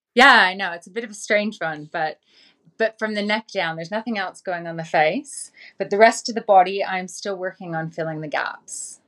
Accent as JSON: {"language": "English", "town": "Vancouver", "region": "British Columbia", "country": "Canada", "tie": "born or raised there", "moved": "as an adult", "said": "I was born and raised in Vancouver in Canada."}